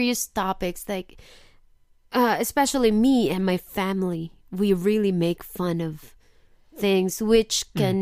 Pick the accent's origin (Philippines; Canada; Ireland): Philippines; now in Osaka, Japan; I'm Filipino.